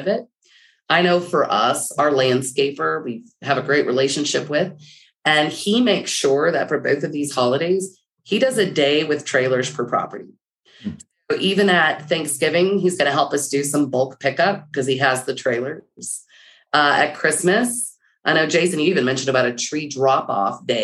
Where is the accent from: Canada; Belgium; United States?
United States; Texas; I'm a Texan.